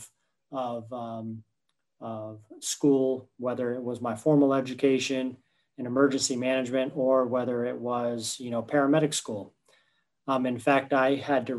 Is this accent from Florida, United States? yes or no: yes; Winter Park, Florida, United States; I grew up in the Winter Park, Winter Springs area, just outside of Oviedo.